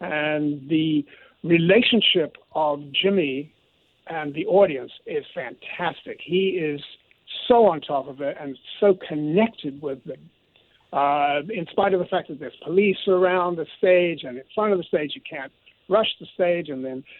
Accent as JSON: {"language": "English", "region": "London", "country": "United Kingdom", "also_born_or_lived": "New York City, United States / Los Angeles, United States", "moved": "as an adult", "said": "So I feel like I'm a New Yorker also with that London blood"}